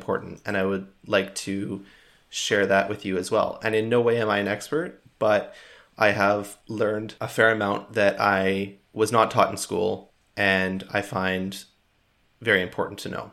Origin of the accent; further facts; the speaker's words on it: Canada; I am proudly Canadian